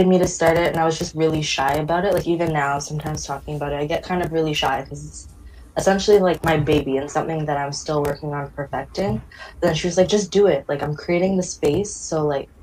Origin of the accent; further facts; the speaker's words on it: Toronto, Ontario, Canada; also born or lived in Ottawa; I'm from Toronto, but lived in Ottawa for about 6 years pursuing my education